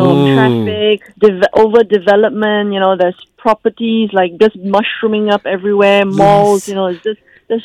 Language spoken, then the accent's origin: English; Kuala Lumpur, Malaysia; So my hometown is actually in KL